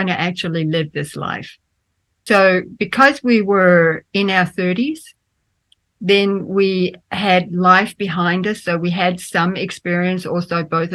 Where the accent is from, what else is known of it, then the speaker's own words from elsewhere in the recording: Australia; also born or lived in Denmark; I grew up in Australia. I was born in Denmark, but I grew up in Australia